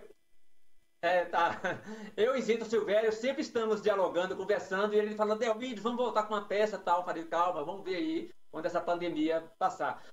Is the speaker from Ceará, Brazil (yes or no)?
no; Guanambi, Bahia, Brazil; aqui em Guanambi, na minha cidade natal